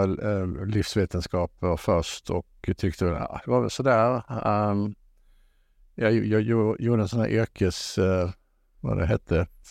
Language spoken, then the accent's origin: Swedish; Halmstad, Halland County, Sweden; moved away as an adult; also born or lived in Gothenburg / Lund; jag är född i Halmstad